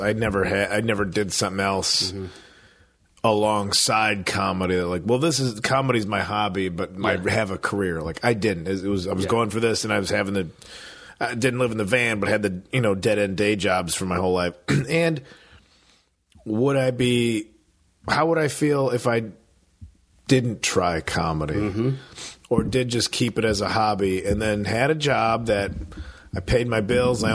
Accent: Midwest, United States; moved away; I'm from the Midwest.

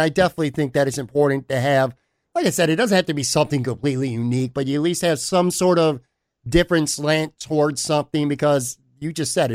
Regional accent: Buffalo, New York, United States; moved away as an adult; now in Florida, United States; I grew up born and raised in Buffalo

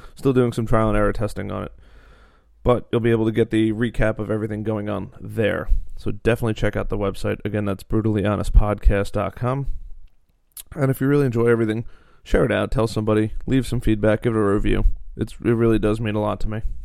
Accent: Long Island, New York, United States; we're from Long Island

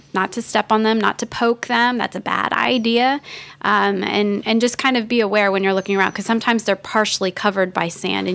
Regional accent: Florida, United States; I grew up here in Florida

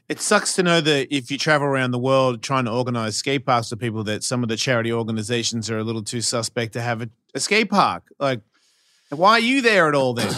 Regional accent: Australia; moved away; I'm Australian

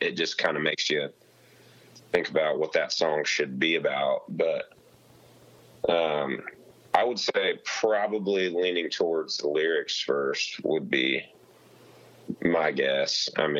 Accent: Kansas, United States; he knew I was from Kansas

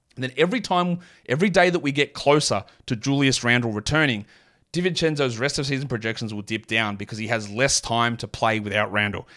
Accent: Australia; accent: Australian; my natural Australian accent

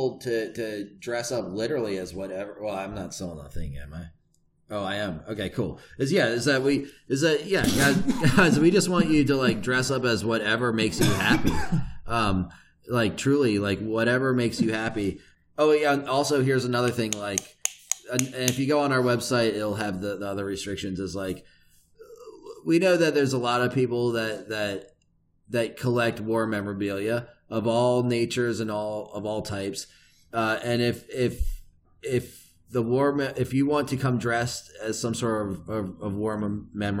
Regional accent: Richmond, Virginia, United States; I come from Virginia, which has like a big history of like of really backwards race relations

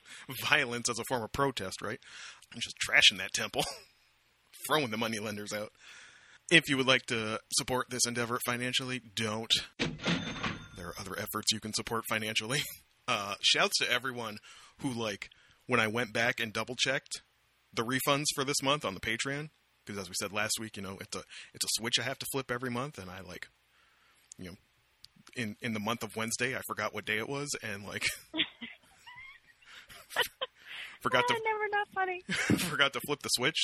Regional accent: Amherstburg, Ontario, Canada; my hometown of Amherstburg, Ontario, Canada, population, by now, maybe like 18,000

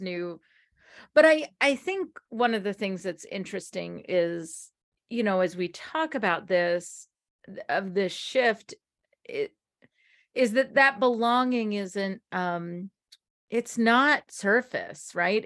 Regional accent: United States; we as Americans

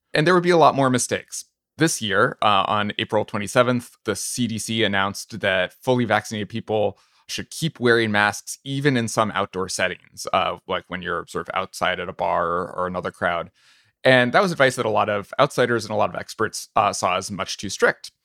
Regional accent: New Hampshire, United States; I'm from New Hampshire

